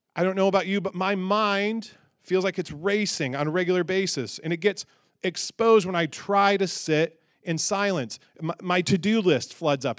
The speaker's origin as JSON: {"language": "English", "region": "Michigan", "country": "United States", "tie": "born or raised there", "said": "growing up in Michigan"}